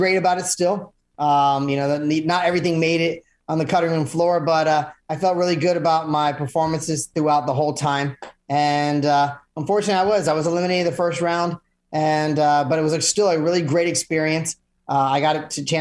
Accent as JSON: {"language": "English", "town": "Orlando", "region": "Florida", "country": "United States", "tie": "born or raised there", "lives_now": "Melbourne, United States", "said": "I was actually born and raised in Orlando."}